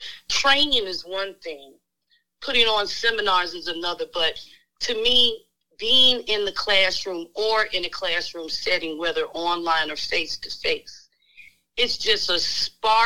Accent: Florida, United States; also born or lived in Shreveport, Louisiana; I was born and raised in Florida.

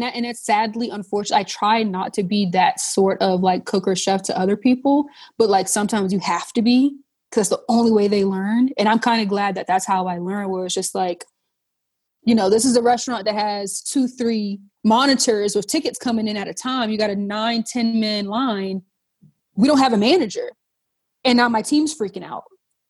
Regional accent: Charleston, South Carolina, United States; And then growing up in the South, right? Growing up in Charleston, whereas like everything we do has some sort of food.

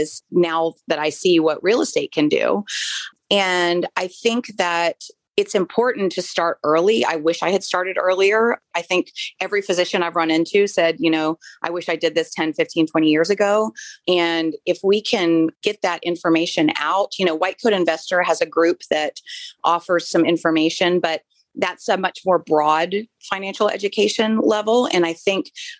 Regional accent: Florida, United States; moved away; I grew up in Florida, so I'm a beach girl.

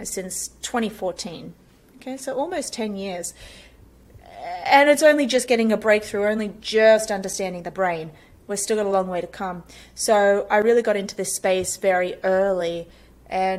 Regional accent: Australia; moved away as an adult; now in United States

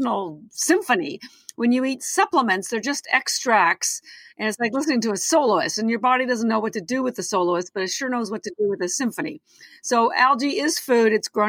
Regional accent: Canada; now in Boston, United States; I'm Canadian. I've lived in Boston 30 years

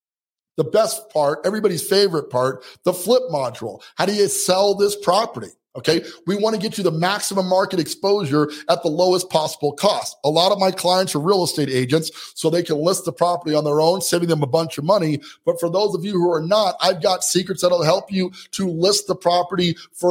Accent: Colorado Springs, Colorado, United States; my hometown here, Colorado Springs, Colorado

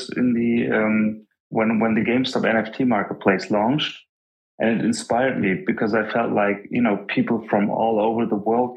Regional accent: Germany; English is a second language; I'm Turkish, but I'm from Germany. I was born and raised here

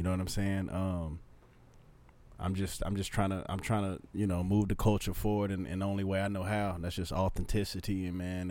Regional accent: Texas, United States; me growing up in Texas

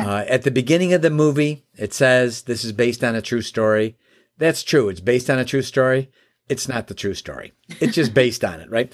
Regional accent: Chicago, Illinois, United States; now in Michigan, United States; I live in Michigan now, and, uh, I was born and raised in the Chicagoland area

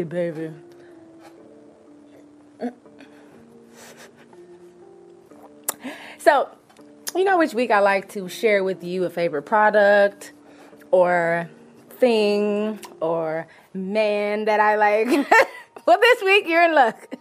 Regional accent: California, United States; I'm from Cali, West Coast

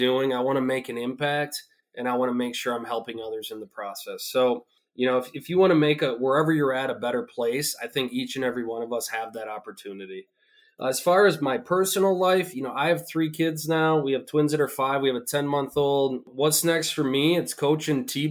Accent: North Central Wisconsin, United States; I grew up in North Central Wisconsin

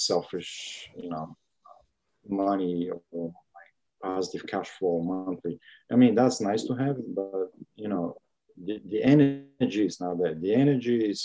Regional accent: Bulgaria; moved away; born and raised in Bulgaria.

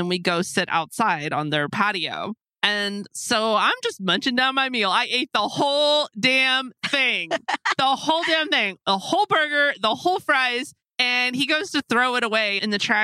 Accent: Texas, United States; I am definitely a Texan girl.

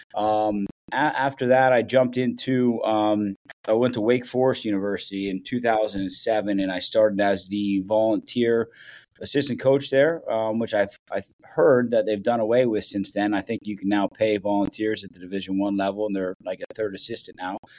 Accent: Columbus, Ohio, United States; moved away as an adult; I grew up in Columbus, Ohio

